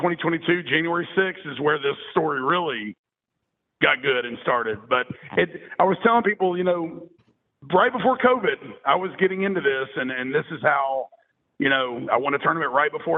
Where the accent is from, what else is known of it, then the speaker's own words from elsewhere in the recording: Franklin, Tennessee, United States; moved away as an adult; now in Birmingham, United States; I'm in Birmingham the last 17 years, but was born and raised in Franklin, right south of Nashville